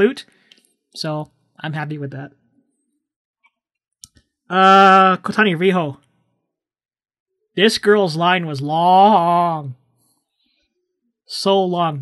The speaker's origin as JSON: {"language": "English", "country": "Canada", "said": "where are you from? Well, of course, I said Canada"}